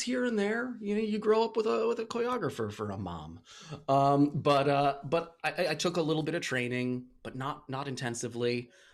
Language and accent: English; Port Washington, New York, United States; also born or lived in Pittsburgh; I grew up in Port Washington, uh, Long Island